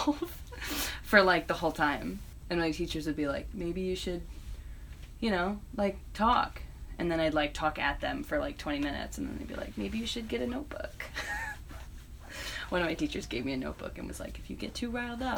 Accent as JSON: {"language": "English", "town": "East Hampton", "region": "New York", "country": "United States", "tie": "born or raised there", "also_born_or_lived": "Purchase, New York", "moved": "as an adult", "lives_now": "Brooklyn, United States", "said": "I grew up in East Hampton"}